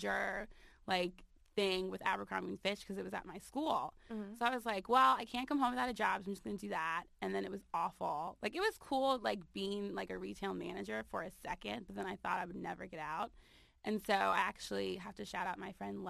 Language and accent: English; Maryland, United States; moved away as an adult; also born or lived in Hampton, Virginia; I'm originally from Maryland.